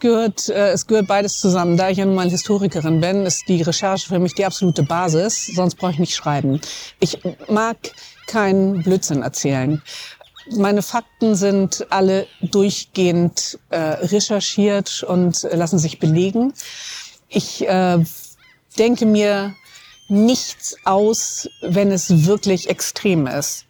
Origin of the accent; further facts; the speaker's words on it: Hamburg, Germany; außerdem bin ich Hamburgerin